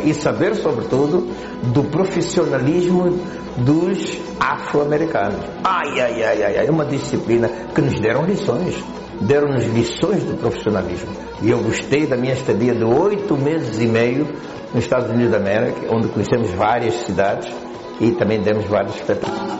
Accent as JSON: {"language": "Portuguese", "country": "Angola", "moved": "yes", "said": "o meu país de origem"}